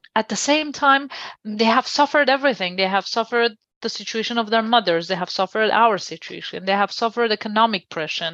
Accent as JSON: {"language": "English", "country": "Iran", "tie": "born or raised there", "moved": "as an adult", "lives_now": "Washington, D.C., United States", "said": "I was born and raised in Iran"}